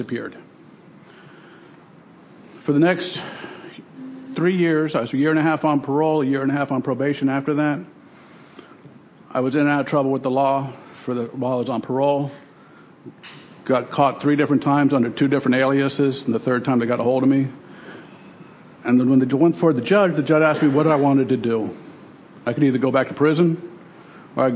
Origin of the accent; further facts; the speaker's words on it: Miami, Florida, United States; also born or lived in New York City; I grew up in Miami. I was born in New York City. I grew up in Miami.